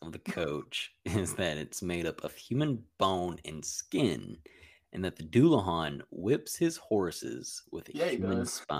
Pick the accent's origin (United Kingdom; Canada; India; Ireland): Ireland; I'm obviously Irish.